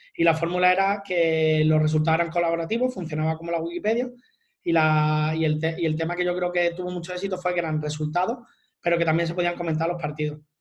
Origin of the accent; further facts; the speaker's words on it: Málaga, Andalusia, Spain; yo soy de Málaga